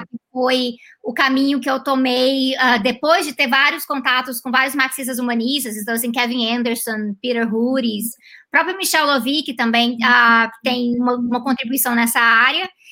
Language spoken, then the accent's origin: Portuguese; Goiânia, Goiás, Brazil; moved away as an adult; also born or lived in Canada; Eu sou de Goiânia. De Goiânia. Aí eu morei em Goiânia até, até os 18 anos de idade.